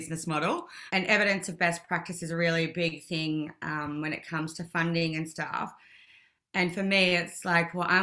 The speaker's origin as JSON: {"language": "English", "area": "Wiradjuri country", "region": "New South Wales", "country": "Australia", "tie": "born or raised there", "said": "I've been born and raised on Wiradjuri country"}